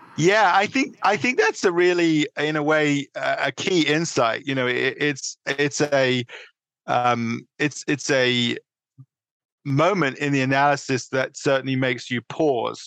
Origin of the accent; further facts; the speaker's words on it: London, United Kingdom; moved away as an adult; also born or lived in New York City; now in Connecticut, United States; I was born in the northeast London, uh, in a, in suburban London, let's put it, and I grew up uh, through undergraduate living uh, in England